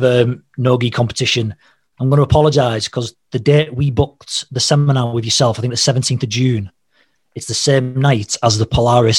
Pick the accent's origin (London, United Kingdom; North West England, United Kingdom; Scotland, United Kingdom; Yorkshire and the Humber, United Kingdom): North West England, United Kingdom; St Helens; based in Leeds. I'm from St. Helens